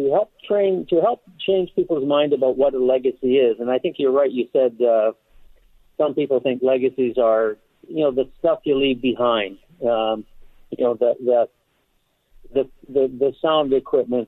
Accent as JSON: {"language": "English", "town": "Calgary", "region": "Alberta", "country": "Canada", "tie": "born or raised there", "said": "I'm a Canadian. I was born in Calgary, Alberta, the home of the Stampede"}